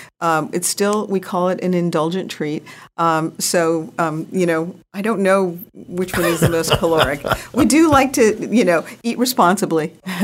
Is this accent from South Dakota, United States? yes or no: yes; Rapid City, South Dakota, United States; born there; base, Ellsworth Air Force Base, in South Dakota, Rapid City, South Dakota, by Mount Rushmore. And I was born there on Ellsworth Air Force Base, South Dakota.